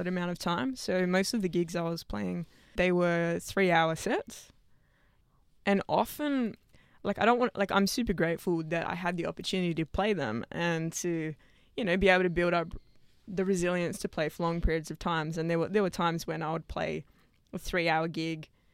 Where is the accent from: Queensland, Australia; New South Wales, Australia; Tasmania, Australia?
New South Wales, Australia; Sydney; I went to school out west. Okay. Western Sydney.